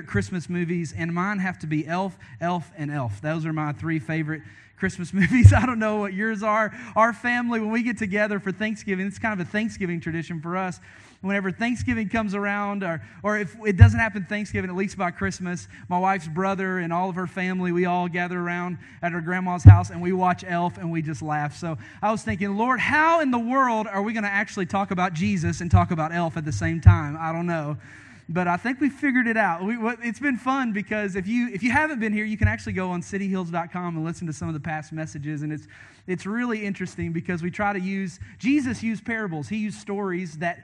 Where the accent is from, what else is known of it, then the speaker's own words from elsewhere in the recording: Hanson, Kentucky, United States; moved away; Called Hanson, Kentucky, is where I was raised